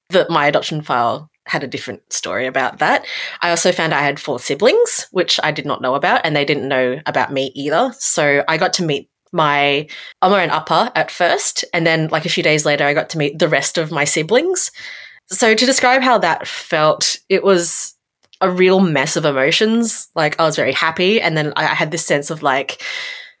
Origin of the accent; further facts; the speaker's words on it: Brisbane, Queensland, Australia; also born or lived in South Korea; I grew up in Brisbane, right? Brisbane's a pretty small, fairly quiet city